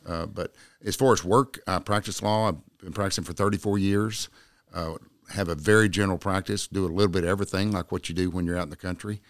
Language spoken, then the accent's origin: English; Jacksboro, Texas, United States; I was born in Jacksboro, raised in Jacksboro, uh, graduated from Jacksboro High School in nineteen seventy-nine.